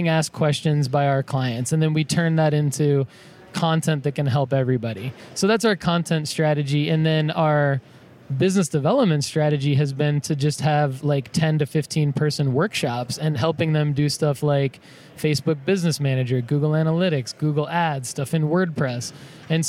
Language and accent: English; Spring Hill, Tennessee, United States; I am from Spring Hill and Thompson Station, which is like 20 minutes south of Nashville.